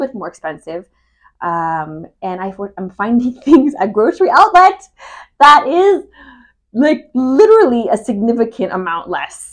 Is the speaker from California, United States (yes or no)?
yes; Humboldt County, California, United States; I'm from Humboldt County.